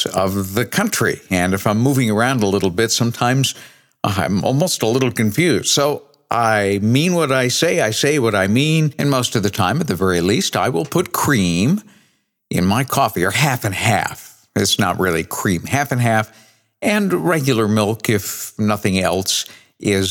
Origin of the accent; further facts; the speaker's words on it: New England, United States; I grew up in New England